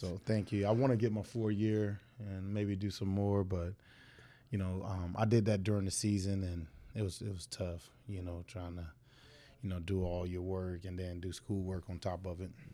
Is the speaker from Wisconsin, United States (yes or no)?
no; Fort Myers, Florida, United States; I was born and raised Fort Myers